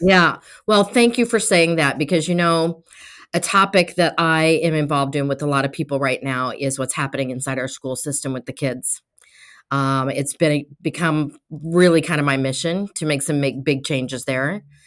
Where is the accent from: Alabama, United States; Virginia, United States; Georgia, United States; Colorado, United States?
Colorado, United States; I'm from Colorado